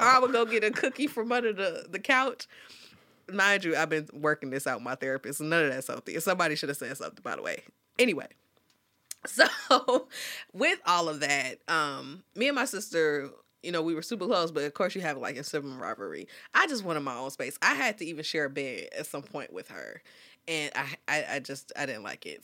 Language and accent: English; Dolton, Illinois, United States; I'm from Dalton, Illinois, and it's the Chicagoland area